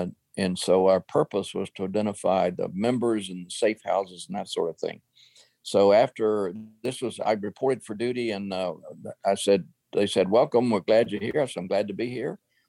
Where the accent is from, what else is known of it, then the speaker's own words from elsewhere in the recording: Greenville, South Carolina, United States; moved away as an adult; I'm planning on getting out and going back to my hometown of Greenville, South Carolina.